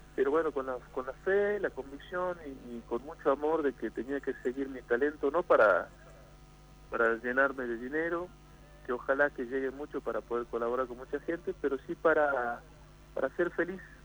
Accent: Purmamarca, Jujuy, Argentina; yo soy de Purmamarca, de un pueblito que está ah, en la quebrada de Humahuaca

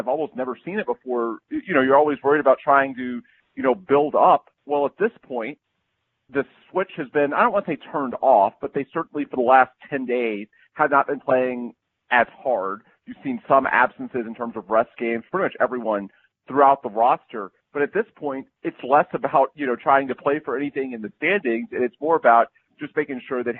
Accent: Houston, Texas, United States; born or raised there

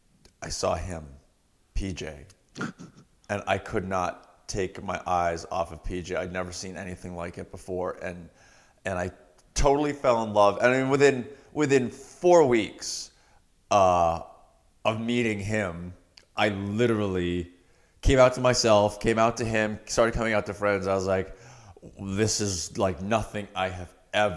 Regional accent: Massachusetts, United States; Cape Cod, Massachusetts.

